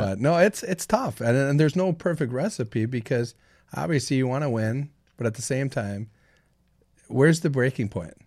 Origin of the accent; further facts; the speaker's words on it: Saint Paul, Minnesota, United States; Born and raised from Saint Paul's East Side